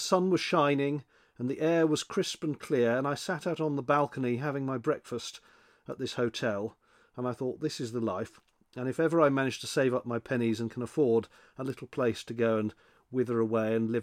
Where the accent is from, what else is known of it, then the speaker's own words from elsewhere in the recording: United Kingdom; as we are British